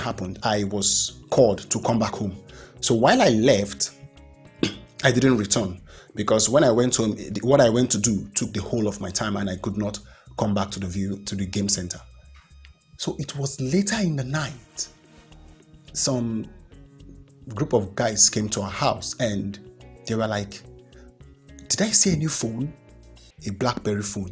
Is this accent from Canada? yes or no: no; Nigeria; I am proud to be a Nigerian